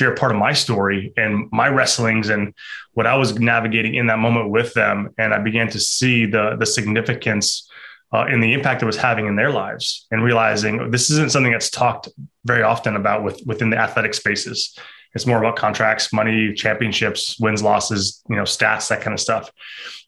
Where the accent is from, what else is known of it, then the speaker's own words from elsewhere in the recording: Midwest, United States; moved away as an adult; also born or lived in Ohio; now in North Carolina, United States; I'm actually from the Midwest, now live on the East Coast.